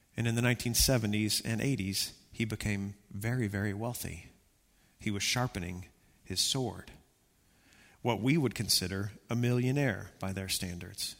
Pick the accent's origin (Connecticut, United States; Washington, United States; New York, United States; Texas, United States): Texas, United States; I'm from Texas.